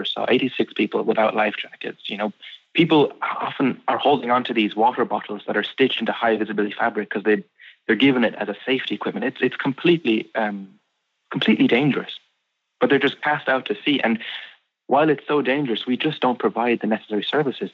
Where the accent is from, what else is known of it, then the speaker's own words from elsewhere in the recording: Castlegregory, Munster, Ireland; So I grew up in Ireland. I would consider myself a Kerry man